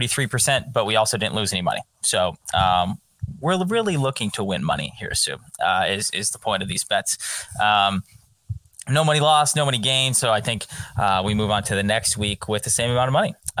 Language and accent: English; Arizona, United States; my home state of Arizona